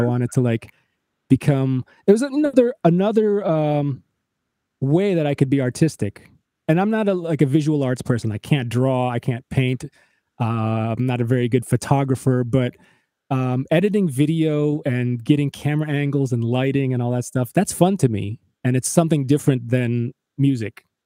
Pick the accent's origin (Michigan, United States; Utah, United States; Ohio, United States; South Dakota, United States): Michigan, United States; moved away; also born or lived in Chicago / Nashville; we're both from Michigan